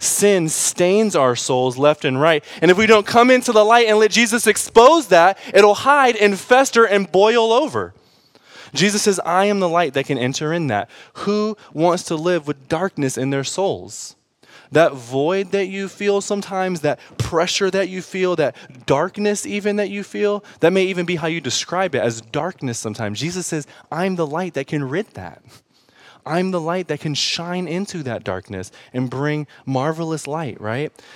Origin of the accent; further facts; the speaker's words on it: Detroit, Michigan, United States; I grew up in Detroit